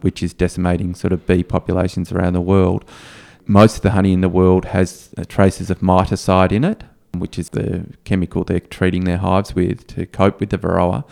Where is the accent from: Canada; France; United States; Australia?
Australia; as an Australian